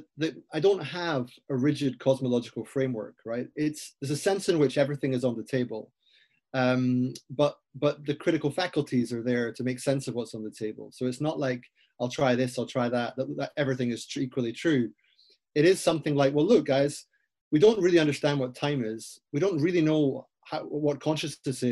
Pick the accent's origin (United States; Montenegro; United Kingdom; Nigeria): United Kingdom; Aberdeen, Scotland; I grew up in Aberdeen in Scotland